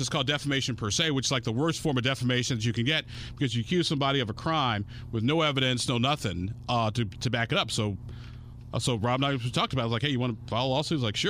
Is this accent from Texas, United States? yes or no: no; Illinois, United States; moved away; back home in my home state of Illinois